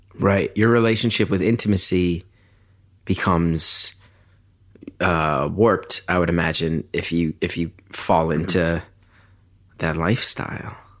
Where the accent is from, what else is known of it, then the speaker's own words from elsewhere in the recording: New York, United States; I come from New York where everyone's in therapy.